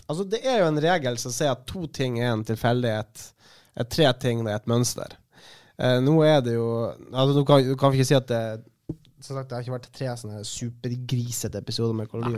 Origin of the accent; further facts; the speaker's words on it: Kristiansund, Møre og Romsdal, Norway; now in Bergen, Norway; jeg kom jo fra Kristiansund i dag tidlig, så jeg har vært hjemme